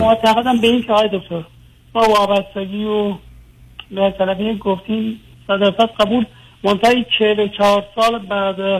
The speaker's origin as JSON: {"language": "Persian", "country": "Iran", "moved": "as an adult", "lives_now": "Europe", "said": "من تقریبا یه چهار سالی هست که از ایران آمدم بیرون اروپا"}